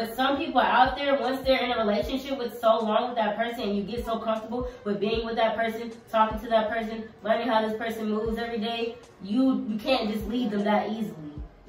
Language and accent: English; Stockbridge, Georgia, United States; I know people in my hometown in Stockbridge.